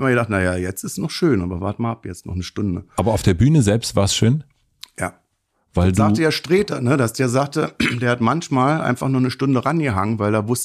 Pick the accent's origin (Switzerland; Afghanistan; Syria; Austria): Afghanistan; Ich komme aus Afghanistan. Ich habe Angst gehabt, dass die mich erschießen.